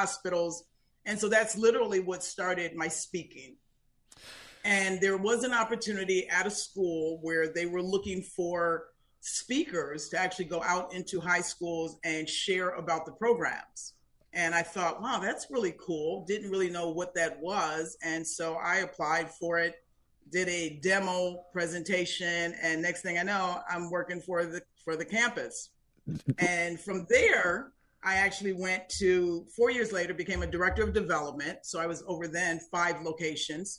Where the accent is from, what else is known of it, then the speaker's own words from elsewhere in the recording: Buffalo, New York, United States; now in Florida, United States; I am from the very, very cold state and city of Buffalo, New York